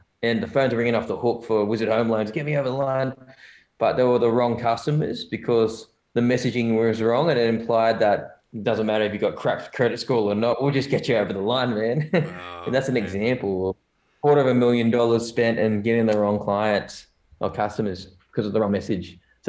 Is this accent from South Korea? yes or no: yes; South Korea; now in Australia; I have an Asian background, but I'm from South Korea, man. And that's my heritage, not North, because if I was North, I would be a damn good swimmer.